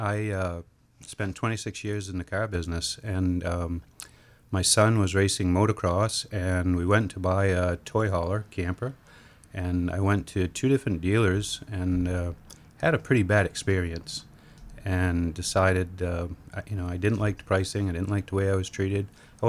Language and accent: English; South China, Maine, United States; Yeah, I'm a Mainer, if you can't tell from my accent, born and raised.